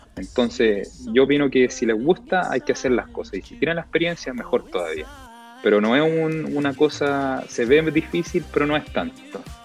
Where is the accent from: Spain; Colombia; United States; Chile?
Chile; soy el único chileno que está haciendo esto en ATV